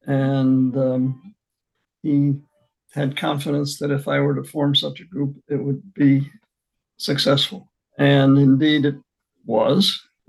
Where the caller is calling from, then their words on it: Baltimore, Maryland, United States; I'm calling from my retirement home in Baltimore, Maryland.